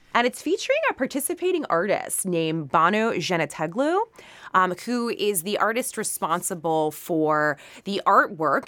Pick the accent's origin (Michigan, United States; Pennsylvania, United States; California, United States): Pennsylvania, United States; Pittsburgh; moved away as an adult; also born or lived in New York City; my hometown of the city of Pittsburgh